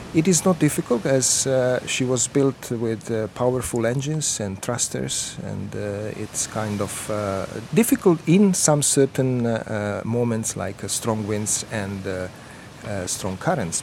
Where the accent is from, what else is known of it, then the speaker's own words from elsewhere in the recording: Dubrovnik, Dubrovnik-Neretva County, Croatia; Other three months, I'm in Croatia. I'm from Dubrovnik